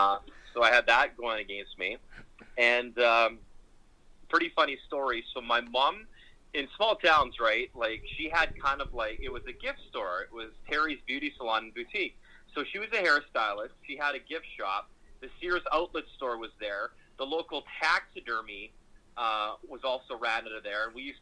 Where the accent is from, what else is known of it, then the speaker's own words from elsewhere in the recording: Boyle, Alberta, Canada; moved away as an adult; also born or lived in Athabasca, Alberta / Toronto; So I was born in Athabasca, and I was raised in Boyle. So Boyle and Athabasca are about an hour and 40 minutes north of Edmonton. I always loved explaining to people in Toronto that I'm from Boyle